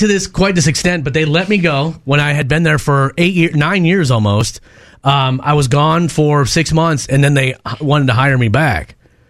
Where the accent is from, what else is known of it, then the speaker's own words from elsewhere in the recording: Minnesota, United States; Born and raised in Minnesota